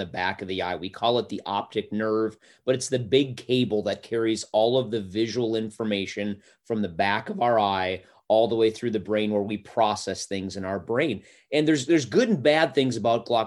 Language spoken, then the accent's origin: English; North Dakota, United States; moved away as an adult; also born or lived in Forest Grove, Oregon; now in Tahlequah, United States; I was born and raised in North Dakota.